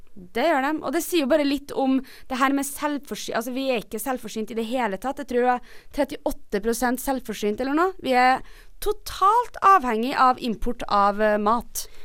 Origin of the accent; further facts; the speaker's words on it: Trondheim, Trøndelag, Norway; moved away; da jeg bodde hjemme i Trondheim